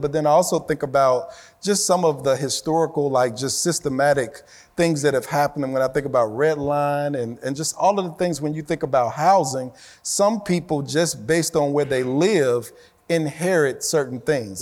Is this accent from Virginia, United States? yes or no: no; Chicago, Illinois, United States; when I was growing up in Chicago